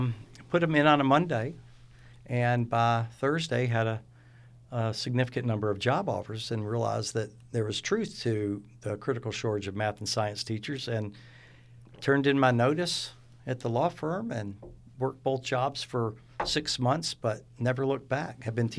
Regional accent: Mobile, Alabama, United States; also born or lived in Buffalo; So I grew up in Mobile. I was actually learned how to speak in Buffalo, New York. So I had a little bit of adjustment once I moved back down to the South.

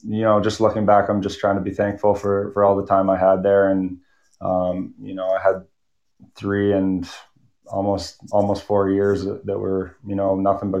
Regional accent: Lloydminster, Canada; growing up in Lloyd, it's a great hockey town

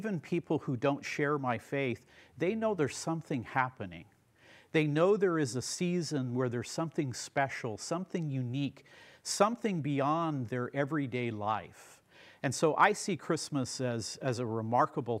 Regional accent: United States; as an American

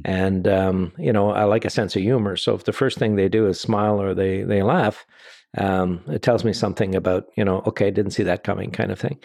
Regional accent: Canada; we're Canadian

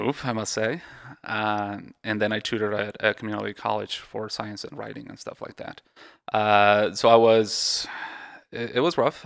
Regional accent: Mexico; moved away; also born or lived in Texas; I was born in Texas, uh, but I grew up in Mexico.

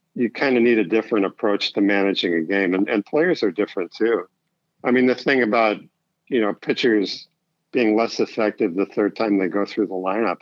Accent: Chicago, Illinois, United States; also born or lived in Niles, Illinois; I grew up in Chicago, and uh, I actually lived on the north side, and then in the suburbs.

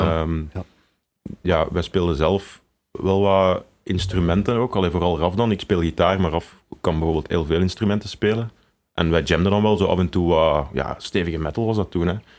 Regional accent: Tienen, Flanders, Belgium; moved away as an adult; also born or lived in Leuven; now in Antwerp, Belgium; we zijn allebei samen opgegroeid in Tiene of in en rond Tienen.

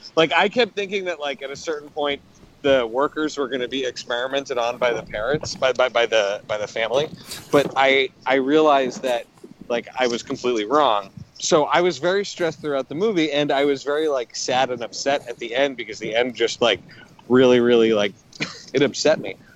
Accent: Canada; moved away; growing up in Canada

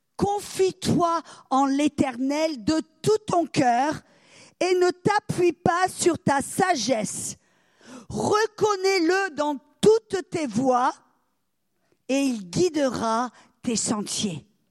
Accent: France; now in United States; je suis française, je vis aux États-Unis

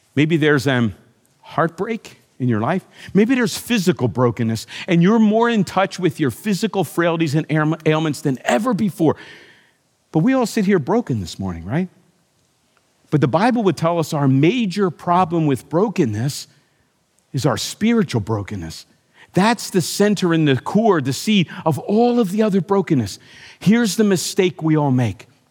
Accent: United States; as an American

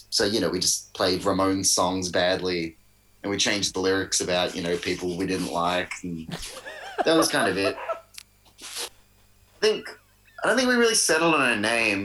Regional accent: Melbourne, Victoria, Australia; born and raised in Melbourne.

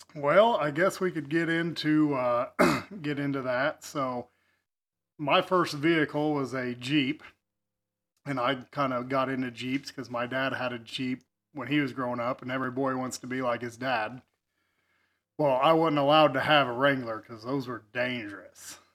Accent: Effingham, Illinois, United States; also born or lived in Wyoming; I was born and raised in Effingham

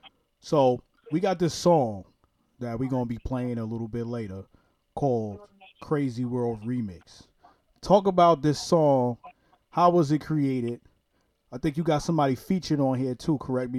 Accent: New York City, New York, United States; I'm originally from Brooklyn, New York. That's how we talk out there.

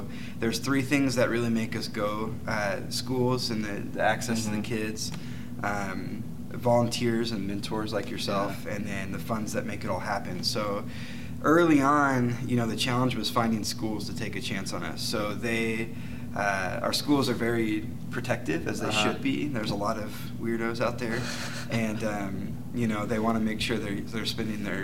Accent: Arizona, United States; also born or lived in Oklahoma / California / Washington State; I'm from Arizona. I moved here when I was two. I was born in Oklahoma, but I usually don't tell people that. So, but anyways, Arizona's home

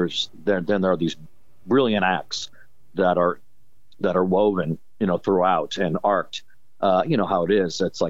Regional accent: Pasadena, California, United States; also born or lived in Los Angeles; I'm based in Los Angeles, was where I grew up in Pasadena

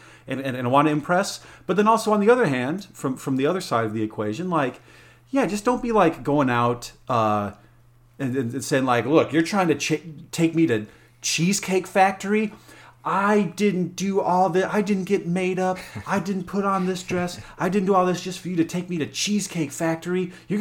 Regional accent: Alamosa, Colorado, United States; Well, I grew up in Colorado, there in Alamosa, the San Luis Valley.

